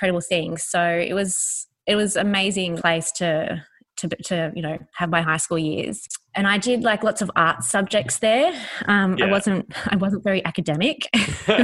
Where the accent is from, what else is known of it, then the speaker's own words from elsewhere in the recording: Sydney, New South Wales, Australia; I grew up in Alfords Point, which is southwest in Sydney